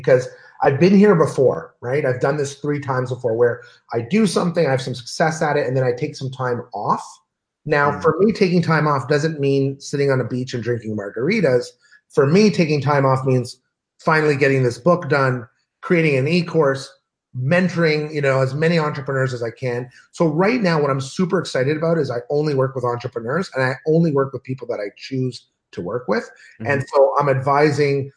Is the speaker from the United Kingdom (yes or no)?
no; Canada; also born or lived in Los Angeles / Ottawa; I'm Canadian, I live in Los Angeles and I live in Ottawa